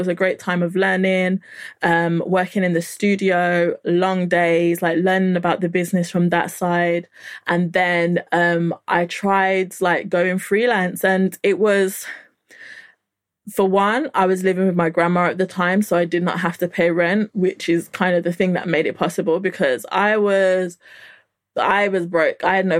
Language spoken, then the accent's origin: English; Nigeria; But because, you know, I'm Nigerian, you have to kind of like have something to show for your time.